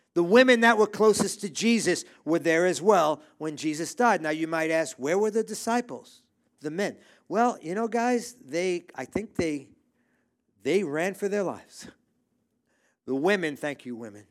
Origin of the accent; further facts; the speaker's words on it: New York City, New York, United States; I grew up in New York City. I grew up in Brooklyn